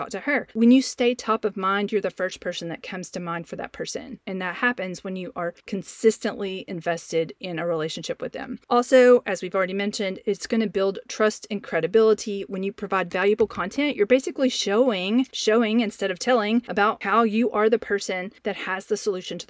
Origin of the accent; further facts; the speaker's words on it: the South, United States; you can tell probably from my voice that I'm from the South, and so we use y'all very often in our conversations